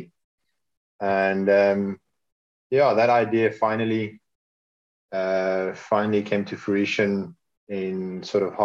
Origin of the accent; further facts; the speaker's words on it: South Africa; I'm South African. I was born here. I grew up here.